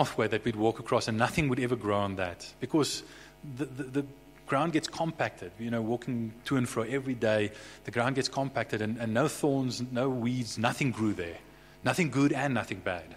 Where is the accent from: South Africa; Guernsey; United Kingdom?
South Africa; Bloemfontein, Free State; also born or lived in Somerset West; My brother Harry and I were raised in Bloemfontein. We were born in Somerset West, but we were quite young. I think I was about 3-4 years old, somewhere in that ballpark. We moved to Bloemfontein